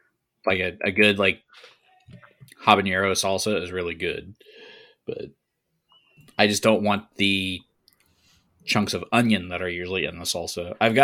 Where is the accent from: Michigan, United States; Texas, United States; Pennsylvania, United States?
Texas, United States; Waco; I grew up in Waco